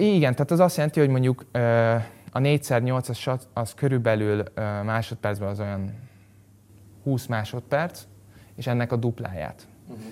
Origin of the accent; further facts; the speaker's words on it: Budapest, Hungary; a 17. kerületben, mert én ott nőttem föl